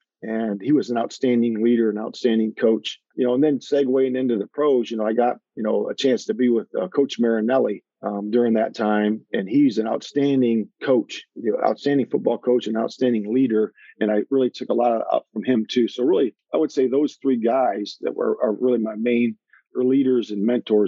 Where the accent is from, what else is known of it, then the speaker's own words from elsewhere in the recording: Lake Erie, United States; I grew up fishing on Lake Erie with my dad. So, and I spent about 12 years of my life out there on Lake Erie fishing for walleye.